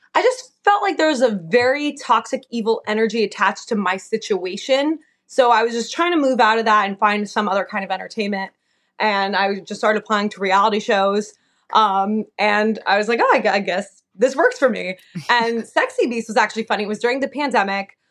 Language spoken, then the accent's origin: English; New Jersey, United States; moved away as an adult; also born or lived in Delaware; now in Oregon, United States; I'm from Jersey, like born and raised